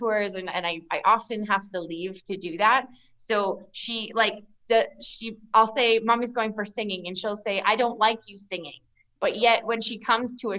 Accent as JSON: {"language": "English", "town": "Yorkton", "region": "Saskatchewan", "country": "Canada", "tie": "born or raised there", "also_born_or_lived": "Nokomis, Saskatchewan", "said": "I grew up in Yorkton. Like, we moved to Yorkton when I was 3 and a half. So I've spent the majority of my life here in Yorkton"}